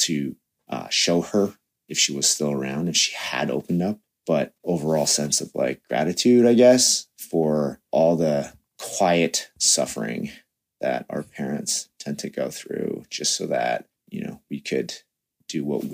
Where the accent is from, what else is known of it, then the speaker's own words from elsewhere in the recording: Toronto, Ontario, Canada; I was born in Toronto when they came here in 84